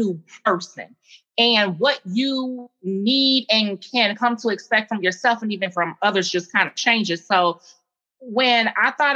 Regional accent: Gary, Indiana, United States; moved away as an adult; now in Columbia, South Carolina, United States; I'm an Indiana native, born and raised in Gary, Indiana

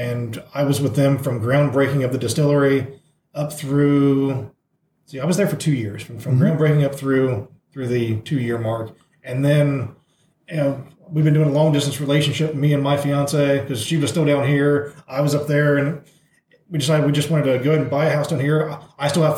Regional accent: Washington Court House, Ohio, United States; I grew up in Washington Courthouse, Ohio, so about an hour from here

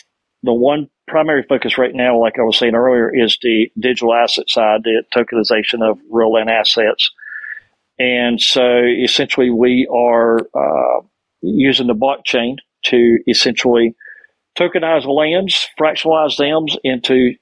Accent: Granite Falls, North Carolina, United States; also born or lived in Indian Beach, North Carolina; now in Richmond, Virginia, United States; I'm actually from Granite Falls, North Carolina

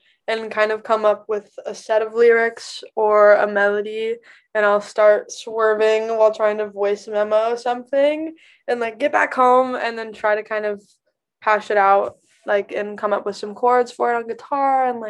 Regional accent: Knoxville, Tennessee, United States; I grew up in Knoxville, 2.5 hours outside of Nashville

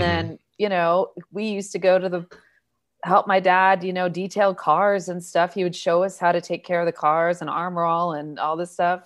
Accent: Newbury Park, California, United States; also born or lived in Inglewood, California; I grew up in Ventura County

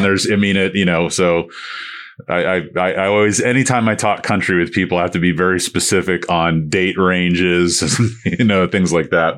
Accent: St. Petersburg, Florida, United States; I grew up in Saint Pete

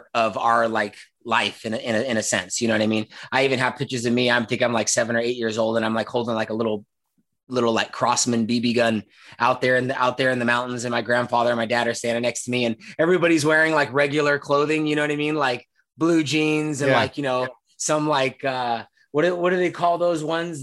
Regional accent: Oakland, California, United States; moved away as an adult; now in Bozeman, United States; Originally I was born and raised in, well, born and raised to a certain extent in Northern California

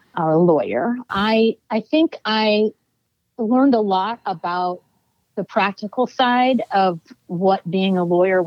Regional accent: Oakland, California, United States; I'm born and raised in Oakland, California

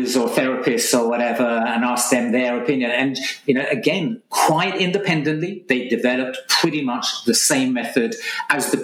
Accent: Essex, East of England, United Kingdom; I'm Essex man, okay, born and bred in Essex

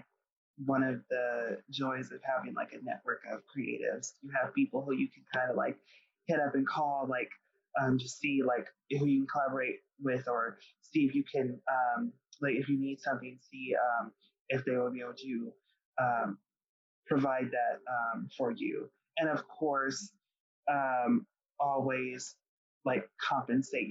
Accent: Colorado, United States; I'm from Colorado

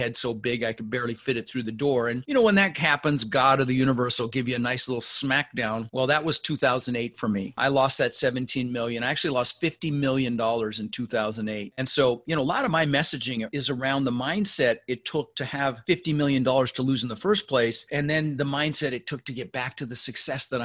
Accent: Denver, Colorado, United States; also born or lived in Netherlands; I ended up in Denver, Colorado, where we lived for 30 years, and we didn't have much growing up.

